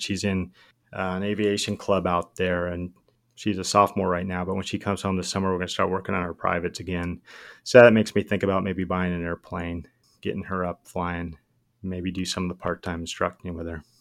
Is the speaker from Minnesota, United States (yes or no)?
no; Southern California, United States; I'm from SoCal